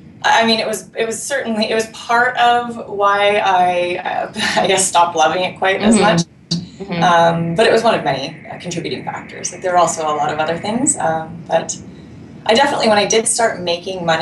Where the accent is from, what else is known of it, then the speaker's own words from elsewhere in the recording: Whistler, British Columbia, Canada; I grew up in Whistler, so I was pretty much on skis as soon as I was able to walk